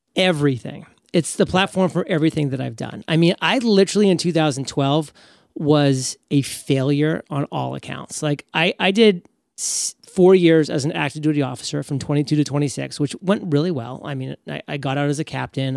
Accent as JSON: {"language": "English", "region": "New England", "country": "United States", "tie": "born or raised there", "said": "I grew up in New England"}